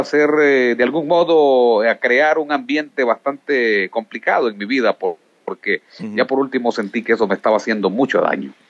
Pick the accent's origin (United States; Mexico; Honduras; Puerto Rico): Honduras; Yoro; also born or lived in Montañitas, Quimistán, Santa Bárbara, Honduras; de allí pues fui movido hacia el corazón de Honduras, hacia el departamento de Lloro. Eh, trabajamos por mucho tiempo en este departamento, siendo yo aún un niño